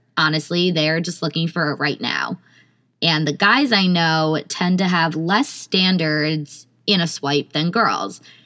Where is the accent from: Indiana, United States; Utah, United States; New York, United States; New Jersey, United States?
New Jersey, United States; Millburn; I'm from Milburn.